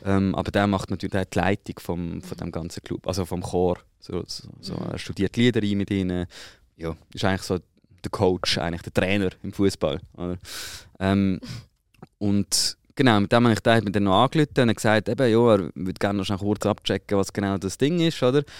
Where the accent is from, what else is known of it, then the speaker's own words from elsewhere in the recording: Switzerland; ich habe vielleicht keine Schweizer Staatsbürgerschaft, aber ich bin ja in der Schweiz aufgewachsen.